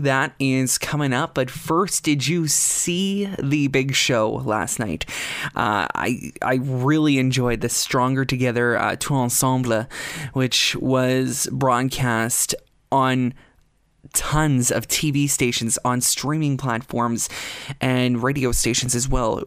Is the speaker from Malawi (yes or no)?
no; Canada